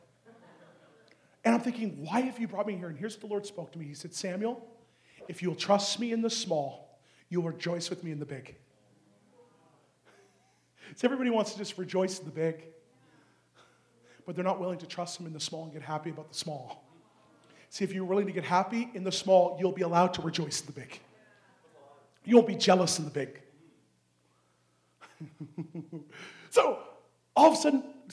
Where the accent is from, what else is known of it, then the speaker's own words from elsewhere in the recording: Canada; I'm Canadian.